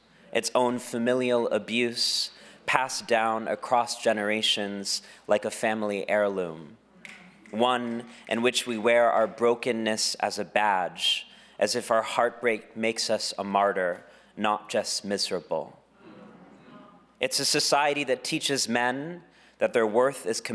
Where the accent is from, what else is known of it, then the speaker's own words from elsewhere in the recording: Texas, United States; my home state of Texas